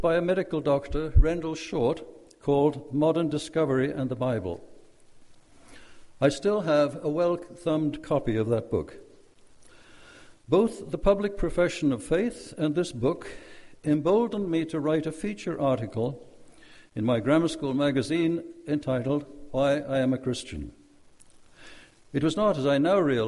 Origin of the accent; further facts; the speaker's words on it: Wales, United Kingdom; also born or lived in Norway; I was taken from Wales, my birthplace, to Norway for a summer holiday with my Norwegian relatives. This summer holiday turned into a 6-year stay in Nazi-occupied Norway